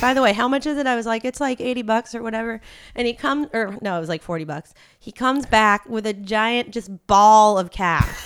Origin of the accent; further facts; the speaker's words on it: Los Angeles, California, United States; I grew up in Laurel Canyon